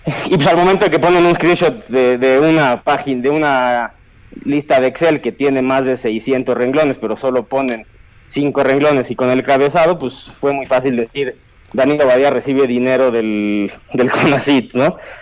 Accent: Mexico; como jóvenes mexicanos

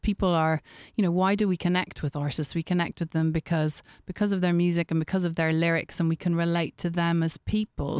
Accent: Ireland; being Irish

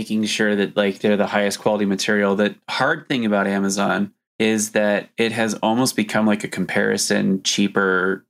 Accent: United States; we meaning like Americans

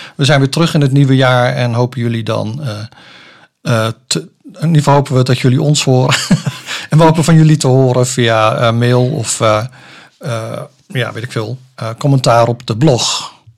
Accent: Soest, Utrecht, Netherlands; moved away as an adult; now in Zeist, Netherlands; ik ben opgegroeid in Soest

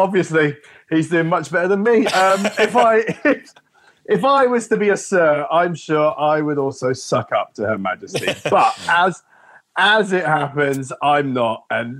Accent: United Kingdom; As a Brit

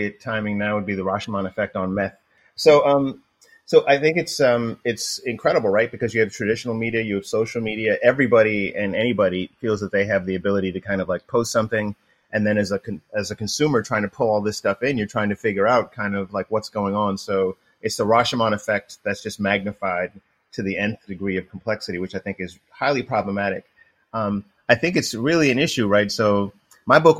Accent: New York, United States; now in Ann Arbor, United States; I am from New York

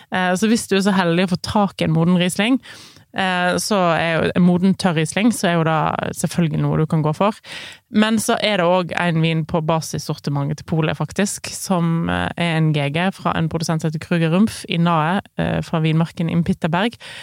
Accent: Voss, Vestland, Norway; Der jeg vokste opp, på Voss

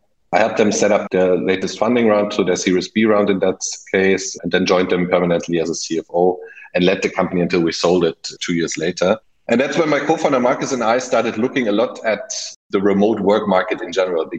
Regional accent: Germany; English is a second language; also born or lived in United Kingdom; I mean, myself, German, as you might hear from my slight accent, lived most of my life abroad, so spent some time in the UK as a child and later for my professional career

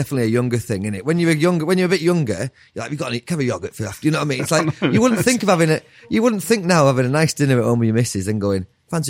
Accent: Cumbria, North West England, United Kingdom; I'm from Cumbria.

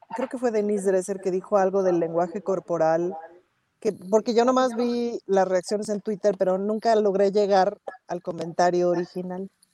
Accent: Mexico

